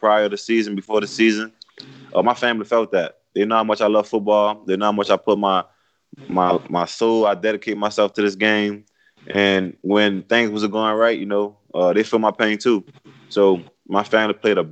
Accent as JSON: {"language": "English", "town": "New Orleans", "region": "Louisiana", "country": "United States", "said": "I'm from New Orleans"}